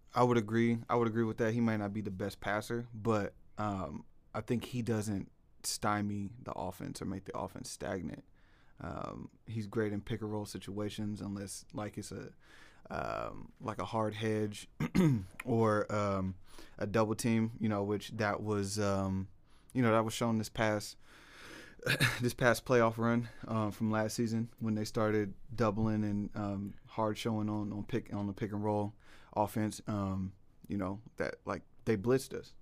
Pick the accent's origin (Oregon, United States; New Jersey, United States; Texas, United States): Oregon, United States; Portland; born and raised in Portland